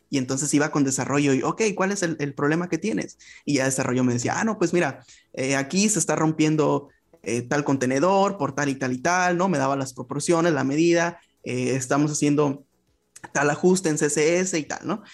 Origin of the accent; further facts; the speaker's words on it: Ensenada, Baja California, Mexico; soy mexicano, eh, yo soy del norte del país, me encuentro en Baja California y en el municipio concretamente de Ensenada